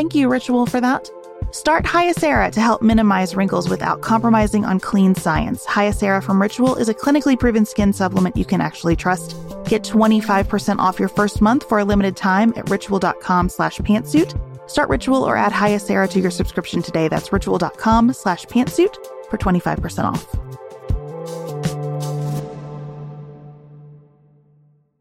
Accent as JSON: {"language": "English", "country": "United States", "said": "as an American"}